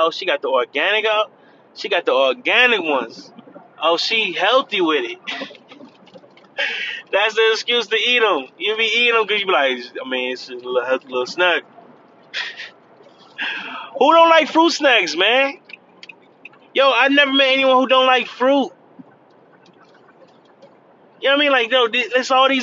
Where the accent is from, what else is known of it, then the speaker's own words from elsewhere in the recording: Cleveland, Ohio, United States; now in Florida, United States; I'm from Cleveland